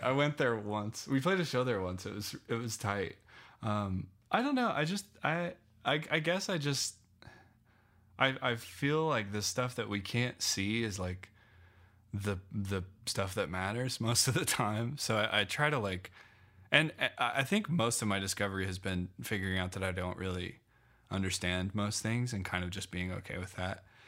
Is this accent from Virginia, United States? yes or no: no; Loveland, Colorado, United States; moved away as an adult; also born or lived in Phoenix / New York; I grew up in Loveland, um, my, until I was eighteen